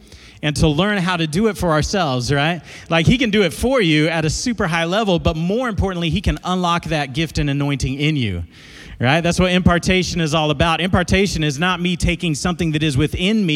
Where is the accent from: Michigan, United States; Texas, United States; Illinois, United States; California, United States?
Texas, United States; Dallas; now in Amarillo, United States; I grew up in South Dallas, a neighborhood called South Oak Cliff. And but I moved to Amarillo in 99, been there ever since